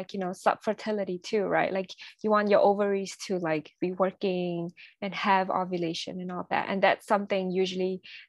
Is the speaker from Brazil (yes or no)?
no; Singapore; I was from Singapore. I was raised mm-hmm. in Singapore.